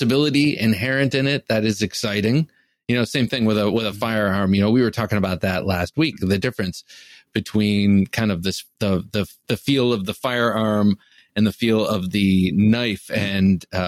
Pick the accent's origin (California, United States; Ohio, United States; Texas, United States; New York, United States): Ohio, United States; Cleveland; I grew up outside Cleveland, Ohio, in the suburbs on the east side of outside of Cleveland, Ohio